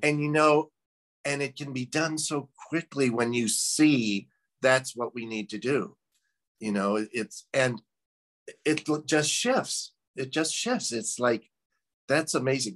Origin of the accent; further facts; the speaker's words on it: Midwest, United States; I'm originally from the Midwest